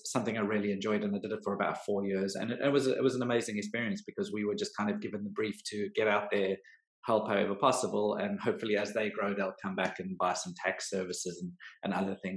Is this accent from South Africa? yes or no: yes; South Africa; moved away as an adult; now in United Kingdom; I am South African, so I've been in the UK for just over a decade now